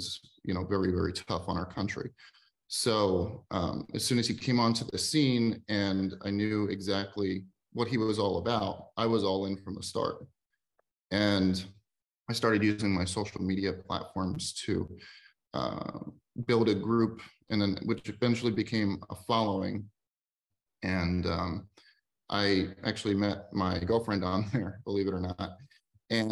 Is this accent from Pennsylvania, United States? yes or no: yes; Philadelphia, Pennsylvania, United States; I grew up in Philadelphia, Pennsylvania